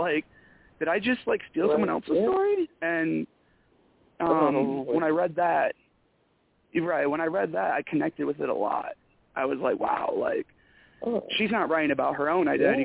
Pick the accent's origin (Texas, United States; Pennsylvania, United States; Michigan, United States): Michigan, United States; accent: Michigan; moved away; I just got done talking to somebody from Michigan, and my accent came back so bad